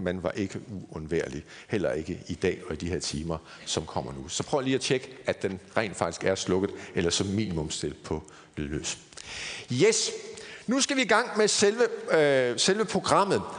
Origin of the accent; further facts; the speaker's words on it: Aarhus, Central Denmark Region, Denmark; moved away as an adult; Jeg kommer oprindeligt fra Aarhus og Jeg har boet der hele mit liv indtil for nogle 10 år siden